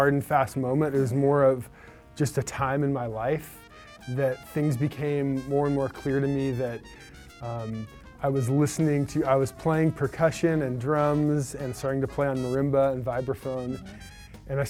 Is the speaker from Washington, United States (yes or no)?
no; Ojai, California, United States; moved away as an adult; now in Brooklyn, United States; I grew up in Southern California in a little town called Ojai, which is north of Los Angeles